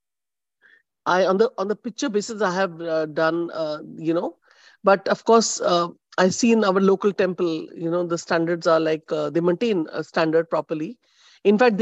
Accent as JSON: {"language": "English", "country": "India", "moved": "yes", "lives_now": "United States", "said": "we come from India and then we are here"}